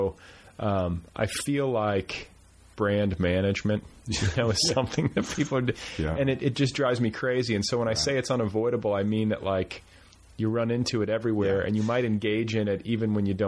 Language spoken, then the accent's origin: English; Midwest, United States; also born or lived in Wisconsin / Indiana; No, I'm from the Midwest.